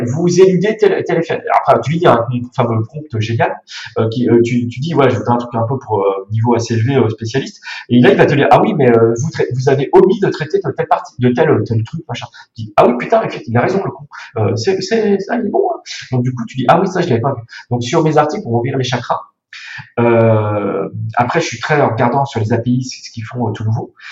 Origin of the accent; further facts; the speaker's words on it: Burgundy, Bourgogne-Franche-Comté, France; moved away; Je suis bourguignon. Je viens du Morvan